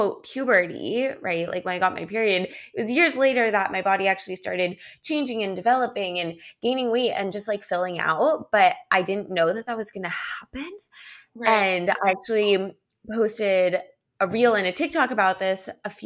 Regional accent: Los Angeles, California, United States; also born or lived in New York; now in Miami Beach, United States; I live in Miami Beach now, but I'm originally from Los Angeles and I actually lived in New York for a year too

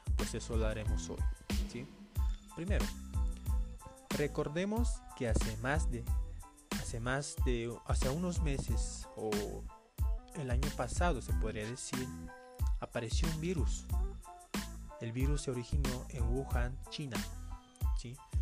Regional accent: Bolivia; yo soy acá de Bolivia

